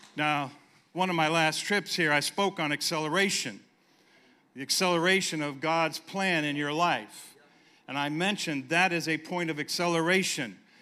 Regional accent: San Diego, California, United States; moved away; we were in San Diego, California, my hometown.

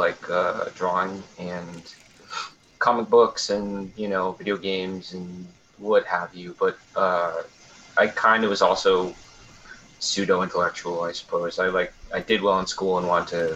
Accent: East Coast, United States; also born or lived in Maine; I grew up on the East Coast

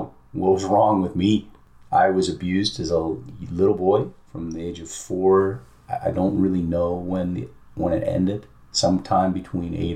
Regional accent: British Columbia, Canada; I grew up in Canada, in British Columbia on the West Coast, small town.

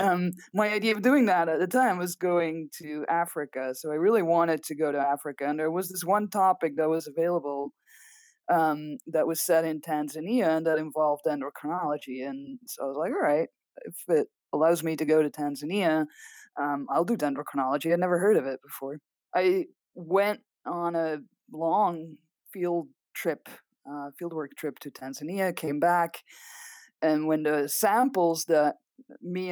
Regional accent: Belgium; first language Dutch; English is a second language; moved away as an adult; now in Arizona, United States; I'm Belgian originally. So if you hear an accent, that's because my mother tongue is Dutch. I did all of my education, including a PhD in Belgium, and then moved to the US afterwards

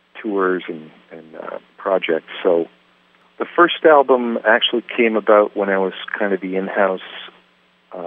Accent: Canada; our Canadian rock guitar gods up here

